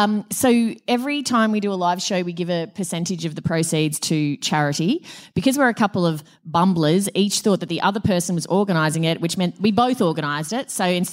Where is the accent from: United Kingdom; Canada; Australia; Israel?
Australia; Brisbane, Queensland; moved away; My hometown.